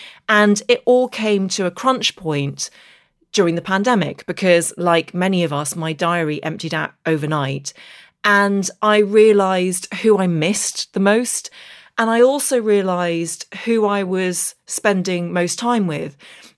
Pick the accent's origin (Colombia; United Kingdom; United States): United Kingdom; Derry, Northern Ireland; accent: English; with an English accent, but I actually grew up in the north of Ireland in the Derry Girls era. And I grew up just outside Derry, went to primary school in Derry, but it was at secondary school in Belfast